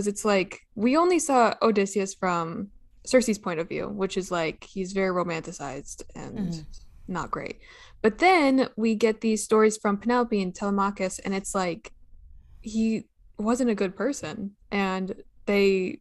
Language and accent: English; California, United States; I'm from California